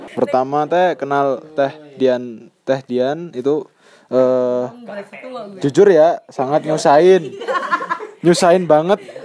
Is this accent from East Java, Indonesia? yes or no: yes; Ngawi, East Java, Indonesia; also born or lived in Surabaya; Asal dari Ngawi, lahir di Surabaya